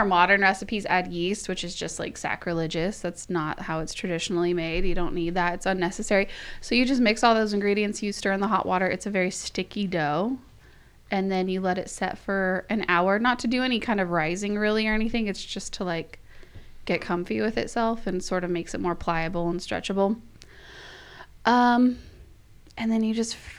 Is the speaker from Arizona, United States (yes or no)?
yes; Yavapai County, Arizona, United States; I grew up in Yavapai County.